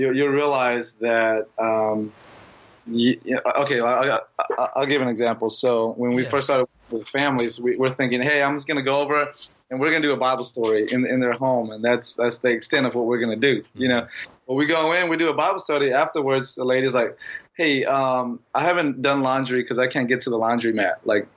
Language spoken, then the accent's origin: English; Laos; moved away; I'm from Laos